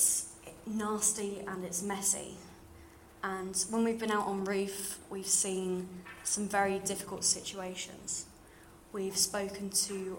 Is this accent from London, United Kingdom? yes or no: yes; London, United Kingdom; accent: slightly RP; now in York, United Kingdom; you can probably tell from my slightly RP voice, I grew up in London